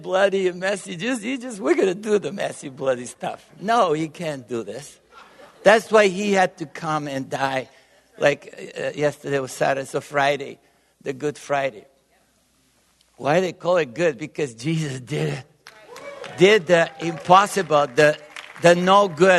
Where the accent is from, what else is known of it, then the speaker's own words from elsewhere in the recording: Bulgaria; English is a second language; also born or lived in Tyler, Texas; now in Texas, United States; I was born in Bulgaria. And raised within the communist countries